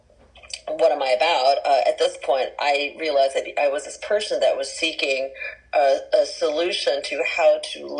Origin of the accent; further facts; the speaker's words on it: San Francisco, California, United States; also born or lived in Jakarta, Indonesia; I grew up in San Francisco proper, since the age of 7